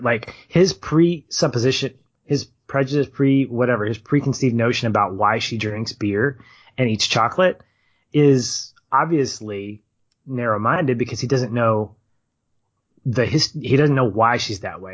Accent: United States; as Americans

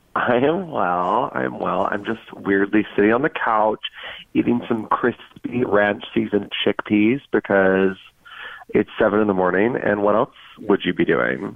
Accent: Georgia, United States; moved away; also born or lived in North Carolina; I'm from Georgia

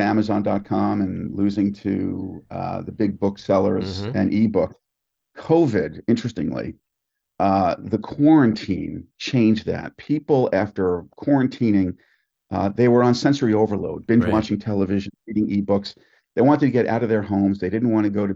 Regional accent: Oyster Bay, New York, United States; I found a little 1,500 square foot storefront in Oyster Bay, Long Island, my hometown

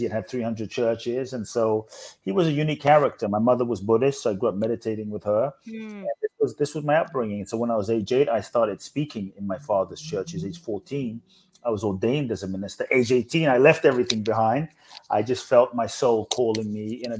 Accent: London, United Kingdom; also born or lived in Ghana; I grew up in London

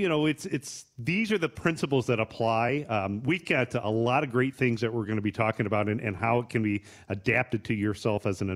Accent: Bryan, Ohio, United States; I grew up in Bryan, Ohio

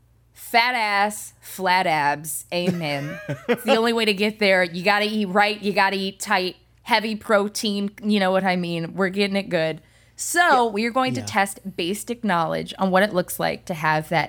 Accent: Midwest, United States; we grew up in the Midwest

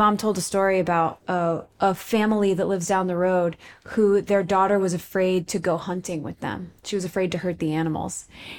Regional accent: Texas, United States; But also they're from, and I'm from the South, from Texas.

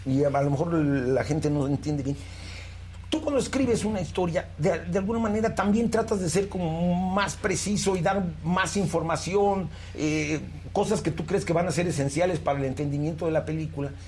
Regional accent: Mexico; qué somos los mexicanos

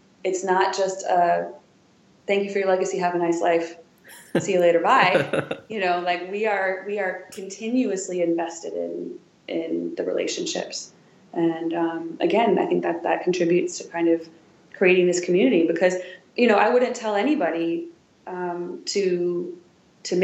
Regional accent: Wisconsin, United States; also born or lived in Chicago; now in Washington, D.C., United States; I'm from Wisconsin. I'm from Roman, Wisconsin

